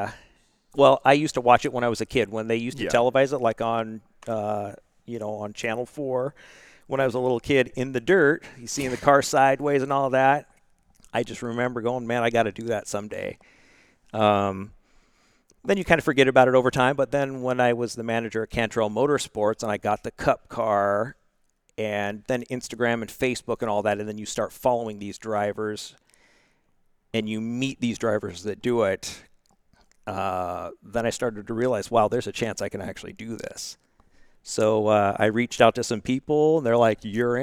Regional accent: Seattle, Washington, United States; also born or lived in Bellevue, Washington; My whole life, or our whole lives growing up in Seattle

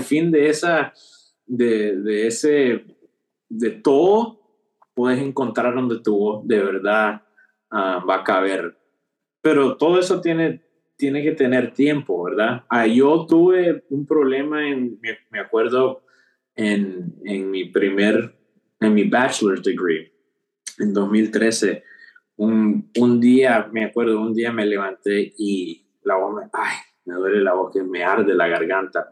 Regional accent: Bay Area, California, United States; first language Spanish; moved away as an adult; also born or lived in Fremont, California; now in Houston, United States; soy originalmente de California, de la área bahía

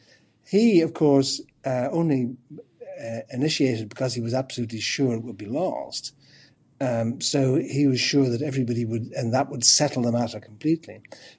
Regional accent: Ireland; I'm Irish.

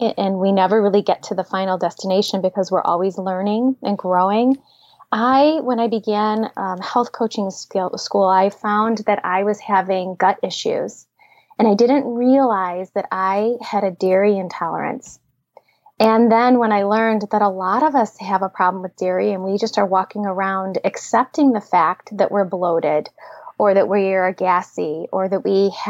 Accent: Detroit, Michigan, United States; I was born and raised here, so I grew up in Metro Detroit

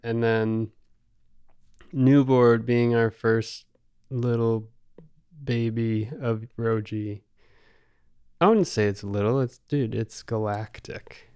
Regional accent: Rockport, Massachusetts, United States; we grew up in Rockport

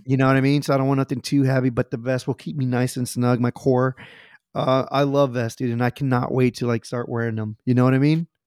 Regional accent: Houston, Texas, United States; I grew up in the Heights in Houston

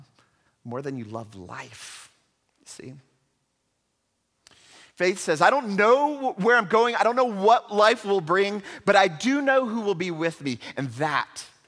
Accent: Houston, Texas, United States; in my hometown where I grew up in Houston, Texas

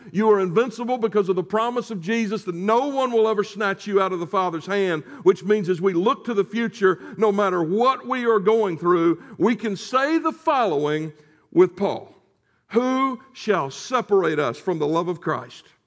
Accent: the South, United States; I'm from the South

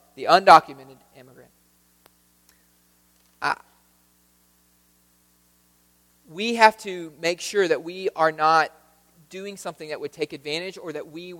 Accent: United States; in America, just by being American

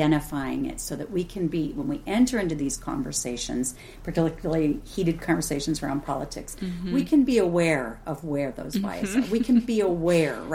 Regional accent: United States; I'm American. I was shaped by my nation.

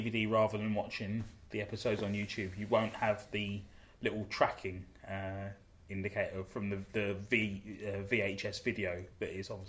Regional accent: London, United Kingdom; growing up in South London

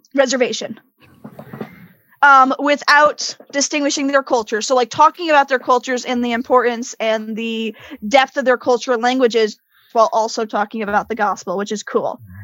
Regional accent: Connecticut, United States; moved away as an adult; also born or lived in Florida / Michigan; now in South Florida, United States; I was actually raised in Connecticut because of military

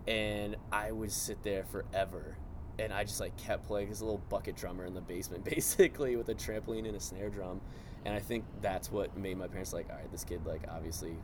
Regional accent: Gaithersburg, Maryland, United States; also born or lived in Baltimore, Maryland; I'm actually from Gaithersburg, Maryland originally. So about an hour out. Went to school just outside of D.C.

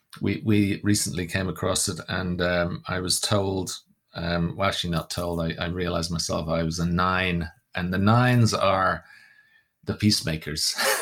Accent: Wales, United Kingdom; moved away; because obviously growing up in Wales, my parents had no sectarian kind of inclinations at all. When we got to Ireland, I hung around with people from all different backgrounds.

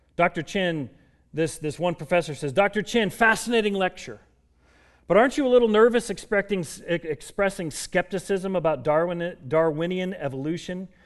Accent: Colorado, United States; moved away as an adult; also born or lived in Kansas; I grew up in Colorado

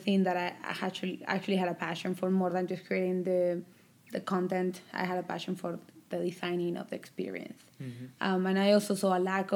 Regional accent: Colombia; also born or lived in Savannah, Georgia; now in United States; Migrated to the United States with my family back in 2006

